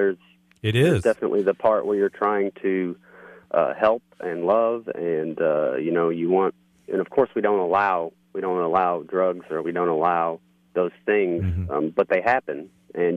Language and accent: English; Missouri, United States; now in Baltimore, United States; I'm currently living in Baltimore, but I'm from Missouri originally